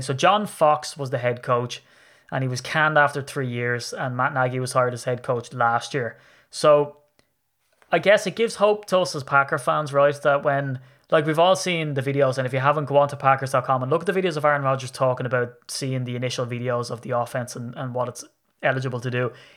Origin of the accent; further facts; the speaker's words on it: Ireland; I'm Irish.